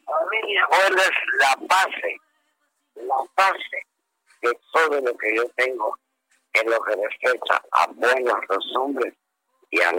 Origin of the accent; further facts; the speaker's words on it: Yucatán, Mexico; yo, soy un yucateco que ya por origen tengo esa tranquilidad